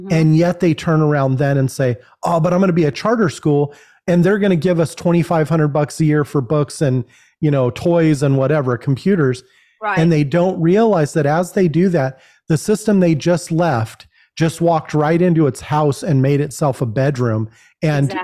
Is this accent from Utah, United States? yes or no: no; California, United States; We come from California.